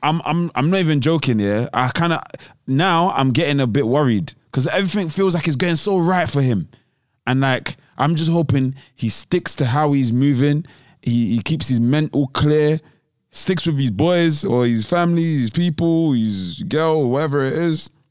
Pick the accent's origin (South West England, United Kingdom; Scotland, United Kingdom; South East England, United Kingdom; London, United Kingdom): London, United Kingdom; I'm from South